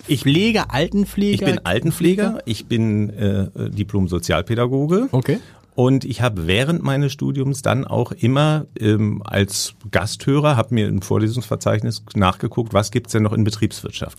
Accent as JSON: {"language": "German", "region": "Berlin", "country": "Germany", "tie": "born or raised there", "moved": "yes", "lives_now": "Hamburg, Germany", "said": "ich bin äh, in Berlin aufgewachsen"}